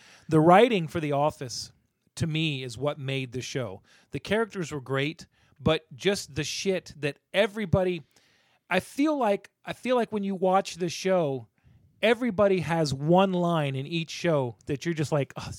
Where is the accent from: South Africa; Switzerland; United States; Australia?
United States; the South; I grew up in the South.